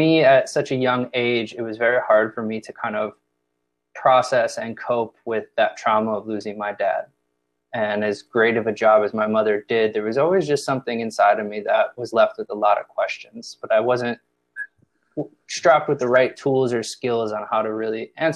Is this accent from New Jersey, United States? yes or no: no; Chicago, Illinois, United States; moved away as an adult; also born or lived in Indiana / Los Angeles; I'm from the Midwest, born and raised Chicago, Illinois